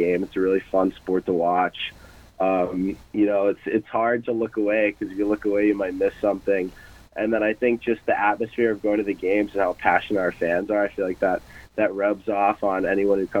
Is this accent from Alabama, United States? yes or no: no; Michigan, United States; now in Omaha, United States; I'm from Michigan, which is a bit of a hockey hotbed